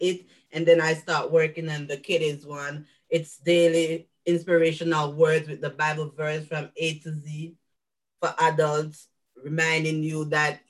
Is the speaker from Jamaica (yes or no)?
yes; Jamaica; moved away as an adult; now in United States; I'm a Jamaican living in the US for the past 5 years